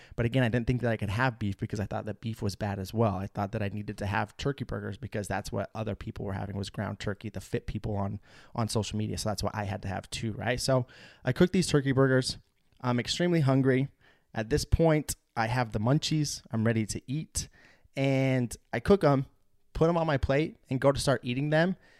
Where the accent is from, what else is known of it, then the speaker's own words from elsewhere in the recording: United States; Salt Lake City, which was just a couple hours south of my hometown and on the Idaho-Utah border